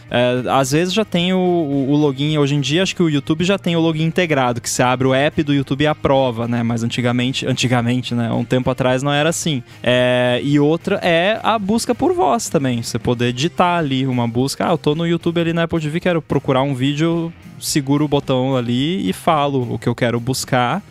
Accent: Brazil; a gente fala em português, porque a gente é brasileiro

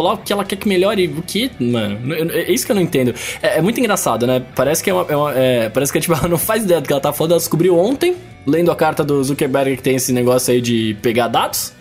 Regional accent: Brazil; eu sou brasileiro

